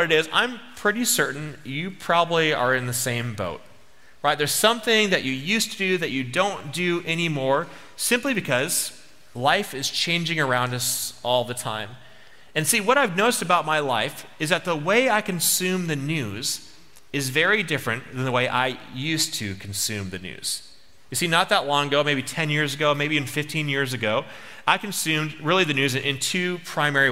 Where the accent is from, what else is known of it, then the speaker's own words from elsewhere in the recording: United States; I'm American